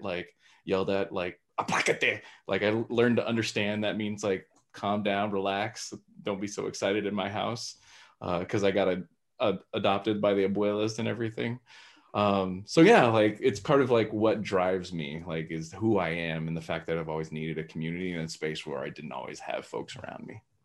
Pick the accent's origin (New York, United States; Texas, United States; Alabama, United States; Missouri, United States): Texas, United States; growing up in Texas, uh, that's where my roots are